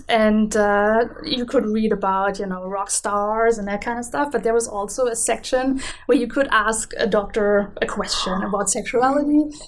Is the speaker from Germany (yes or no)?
yes; Germany; accent: German; English is a second language; also born or lived in Canada; now in Vancouver, Canada; as you can hear from my accent, I'm an immigrant to Canada from Germany.